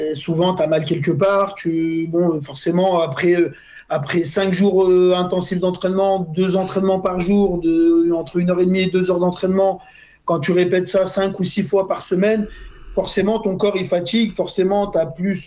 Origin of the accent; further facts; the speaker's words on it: Lyon, Auvergne-Rhône-Alpes, France; je suis de Lyon